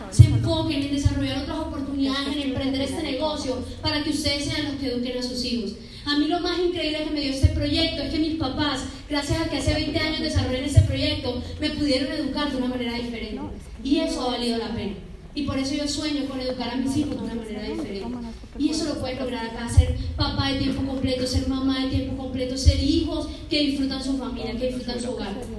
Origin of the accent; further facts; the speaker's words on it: Colombia; somos colombianos, pero no salimos de Bogotá